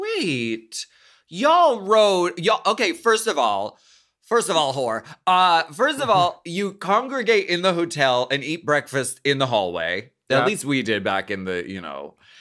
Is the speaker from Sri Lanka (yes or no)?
no; Canada; I'm French. I'm French Canadian, everyone.